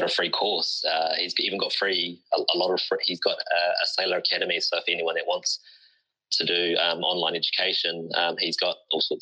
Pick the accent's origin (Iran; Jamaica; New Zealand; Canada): New Zealand; Auckland; the community that I'm from South Auckland